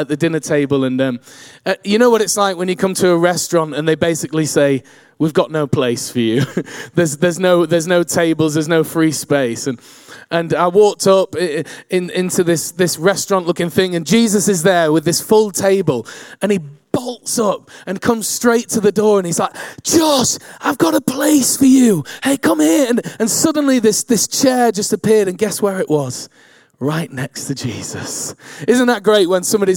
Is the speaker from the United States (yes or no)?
no; Manchester, North West England, United Kingdom; I grew up in Manchester